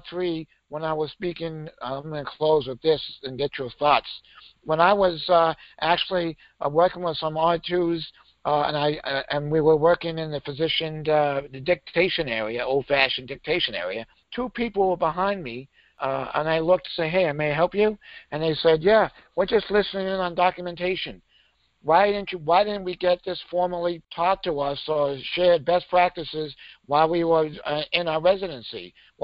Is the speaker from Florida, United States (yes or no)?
no; Maine, United States; I grew up in Maine, so we could get our learner's permit at 15.